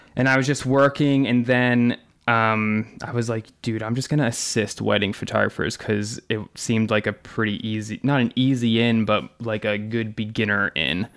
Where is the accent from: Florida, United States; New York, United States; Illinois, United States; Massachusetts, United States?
Massachusetts, United States; North Attleboro; I grew up in North Attleboro, Massachusetts, which is about 45 minutes south of Boston